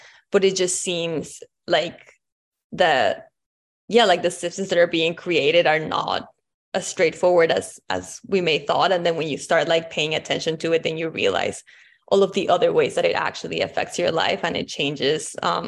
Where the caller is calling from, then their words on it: Vancouver, British Columbia, Canada; My pronouns are she, her, and I'm calling in also from Vancouver.